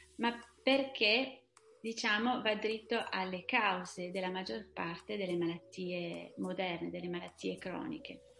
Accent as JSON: {"language": "Italian", "region": "Veneto", "country": "Italy", "also_born_or_lived": "Brussels / Paris", "moved": "as an adult", "lives_now": "southern France", "said": "sono veneta"}